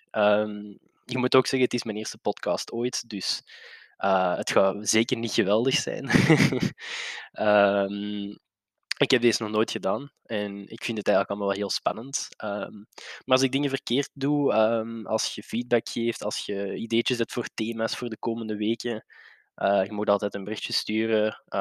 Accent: Brasschaat, Flanders, Belgium; Eh, ik ben een boy uit de Brass Ghetto. Niet dat ik er blij mee ben, maar het is zo, helaas.

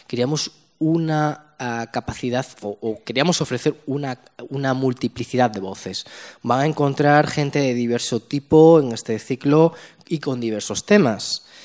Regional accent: Spain; somos dos millones de musulmanes en España, de los cuales un millón de musulmanes eh, tenemos, somos españoles en el sentido pleno de la palabra.

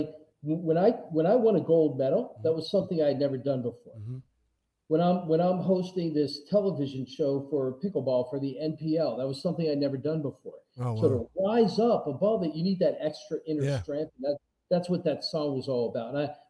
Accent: Philadelphia, Pennsylvania, United States; now in Las Vegas, United States; I'm from Philly

